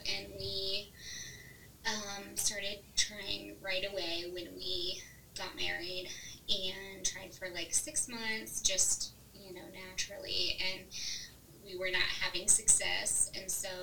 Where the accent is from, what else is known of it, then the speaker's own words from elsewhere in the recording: Northwest Indiana, United States; moved away as an adult; also born or lived in Nashville, Tennessee; now in Noblesville, United States; I grew up in Northwest Indiana